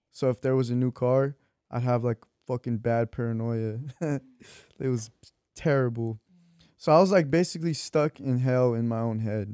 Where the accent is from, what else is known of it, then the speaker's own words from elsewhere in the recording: Torrance, California, United States; also born or lived in Wilmington, Los Angeles / Long Beach; I was born in Torrance.